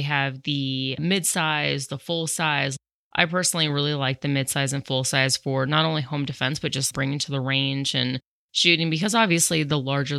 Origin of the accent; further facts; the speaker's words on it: Colorado, United States; also born or lived in New York City; I was born and raised in Colorado. I did spend 8 years in New York City